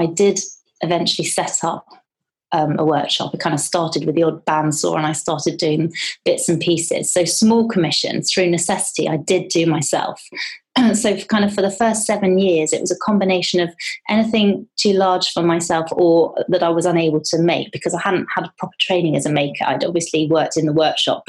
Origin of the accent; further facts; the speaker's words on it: Teddington, London, United Kingdom; I grew up in Teddington and I spent a lot of time in the parks